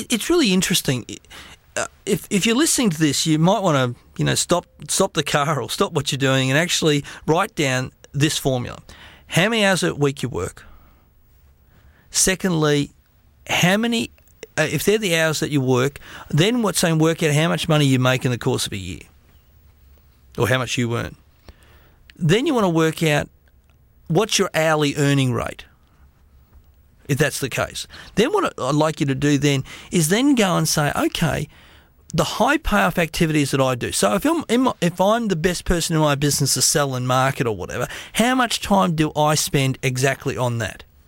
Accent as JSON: {"language": "English", "country": "Australia", "said": "I'm an Australian"}